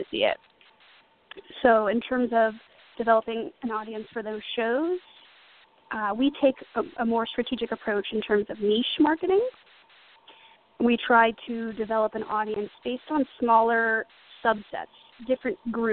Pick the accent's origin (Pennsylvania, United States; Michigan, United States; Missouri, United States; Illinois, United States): Missouri, United States; St. Louis; moved away as an adult; now in New York, United States; I'm from St. Louis originally, and I moved to New York in 2004 to attend NYU for acting